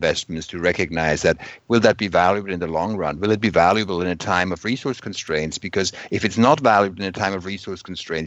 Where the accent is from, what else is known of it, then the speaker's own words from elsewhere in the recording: Switzerland; I come from Switzerland.